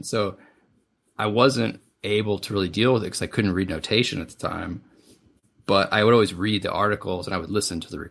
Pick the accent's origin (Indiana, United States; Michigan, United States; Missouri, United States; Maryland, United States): Missouri, United States; Southeast; I grew up in Southeast Missouri.